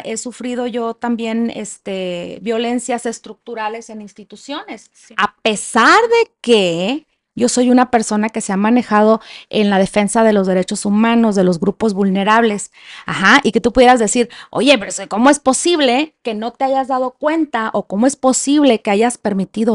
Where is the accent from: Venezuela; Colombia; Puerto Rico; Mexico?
Mexico; Culiacán, Sinaloa; moved away as an adult; now in Chihuahua, Mexico; Yo soy de Sinaloa, no estoy tan en el norte, más bien es noroeste